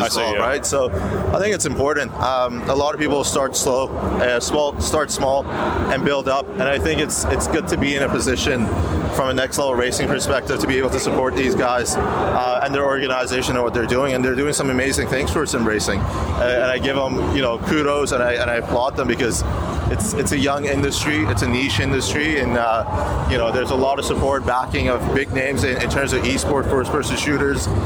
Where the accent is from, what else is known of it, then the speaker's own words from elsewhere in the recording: Canada; now in Australia; I'm Canadian